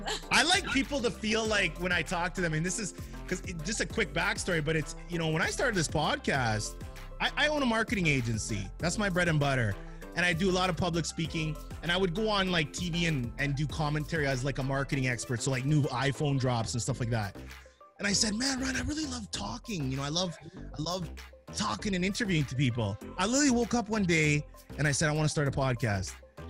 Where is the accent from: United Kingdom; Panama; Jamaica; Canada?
Jamaica; and I as a Jamaican, I always hate to admit it